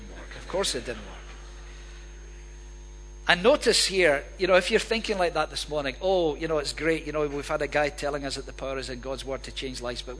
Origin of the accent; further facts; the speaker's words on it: Hamilton, Scotland, United Kingdom; as a boy growing up in Hamilton